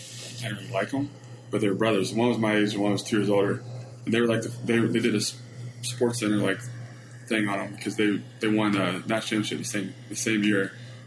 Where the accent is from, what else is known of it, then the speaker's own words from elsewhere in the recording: Kentucky, United States; moved away; I grew up in Kentucky, so I was multiple athlete, football, basketball, baseball, growing up.